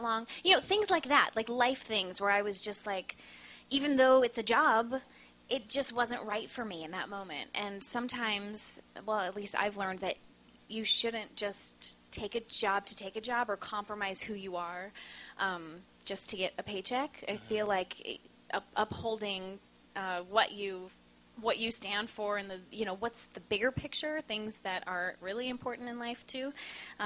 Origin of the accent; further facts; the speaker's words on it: Minnesota, United States; now in New York, United States; I'm from Minnesota